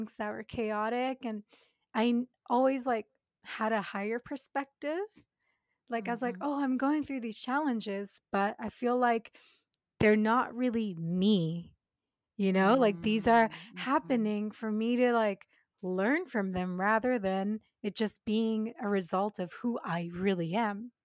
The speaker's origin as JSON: {"language": "English", "country": "Japan", "tie": "born or raised there", "said": "I'm born and raised in Japan, but my dad's Canadian, my mom's Japanese"}